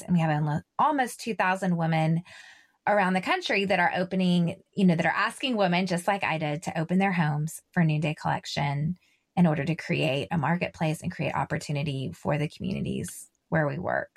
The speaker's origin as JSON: {"language": "English", "region": "Texas", "country": "United States", "said": "I'm from Texas."}